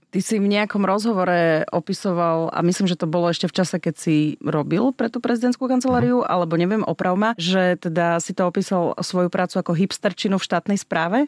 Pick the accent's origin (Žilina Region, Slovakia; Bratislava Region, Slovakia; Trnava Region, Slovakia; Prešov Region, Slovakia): Prešov Region, Slovakia; Snina; Ja som zo Sniny